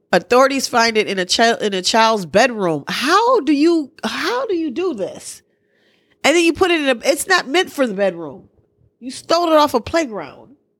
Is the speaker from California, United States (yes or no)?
no; Milwaukee, Wisconsin, United States; I'm from Milwaukee